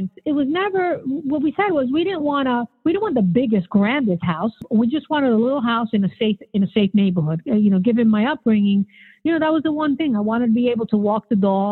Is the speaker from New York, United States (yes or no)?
yes; New York City, New York, United States; growing up in the Bronx, my father was a minister for all of his life